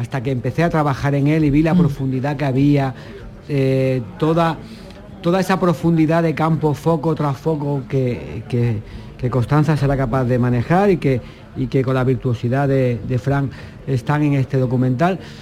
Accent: Málaga, Andalusia, Spain; yo como malagueño

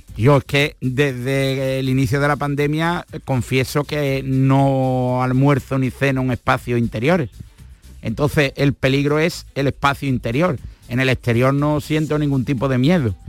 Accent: Andalusia, Spain; tú eres muy andaluz igual que yo y amas nuestra tierra

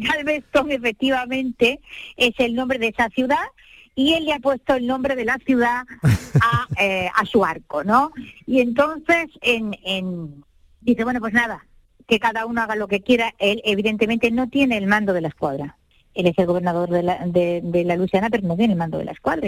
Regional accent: El Borge, Andalusia, Spain; soy del Borges

